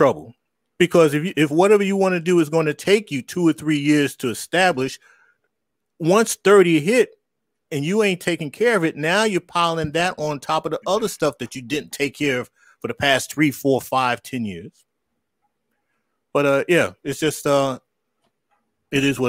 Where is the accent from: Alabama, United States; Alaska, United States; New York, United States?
New York, United States; I grew up in New York